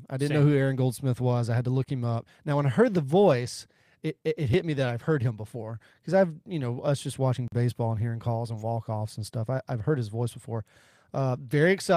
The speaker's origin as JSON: {"language": "English", "region": "Arkansas near Memphis", "country": "United States", "tie": "born or raised there", "said": "I grew up in Arkansas near Memphis."}